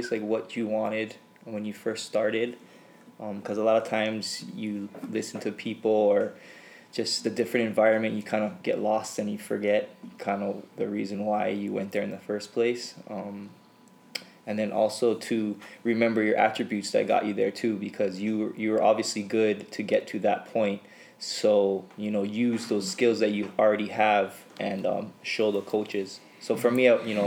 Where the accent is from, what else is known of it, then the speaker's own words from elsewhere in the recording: Hawaii, United States; I'm Hawaiian, you know, we have Polynesians, we have pride and hitting and everything